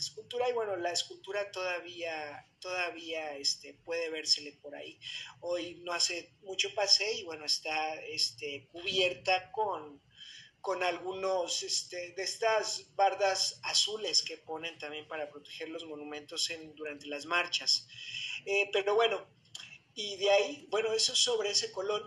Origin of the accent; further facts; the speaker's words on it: Mexico; nuestra raza como mexicanos